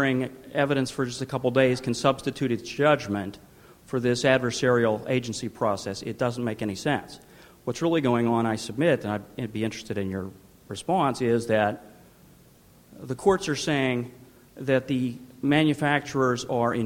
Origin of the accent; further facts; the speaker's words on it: Pittsburgh, Pennsylvania, United States; I'm from Pittsburgh, Pennsylvania.